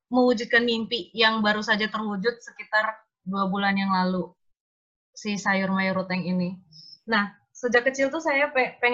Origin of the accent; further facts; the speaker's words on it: Ruteng, East Nusa Tenggara, Indonesia; dari Ruteng, Manggarai, NTT.